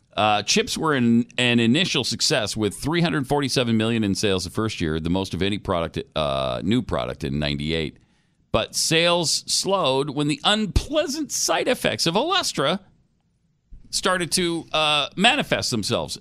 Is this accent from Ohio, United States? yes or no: no; Michigan, United States; I'm from Michigan